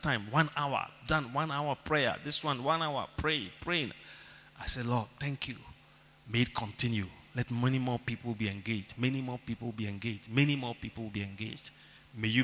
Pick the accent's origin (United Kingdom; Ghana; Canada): Ghana; Even your accent. As a Ghanaian in Nigeria.